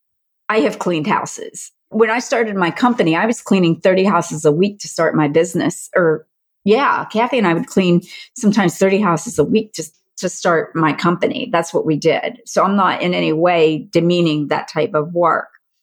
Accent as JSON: {"language": "English", "region": "Pennsylvania", "country": "United States", "said": "I'm from Pennsylvania."}